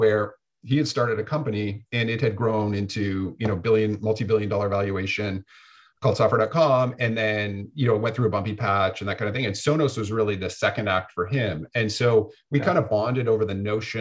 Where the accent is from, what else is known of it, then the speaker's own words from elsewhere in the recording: Canada; moved away as an adult; now in Santa Barbara, United States; being Canadian